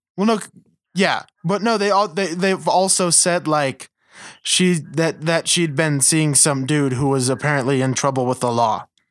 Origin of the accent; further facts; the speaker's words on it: Western United States, United States; I'm from Western United States. Westernish.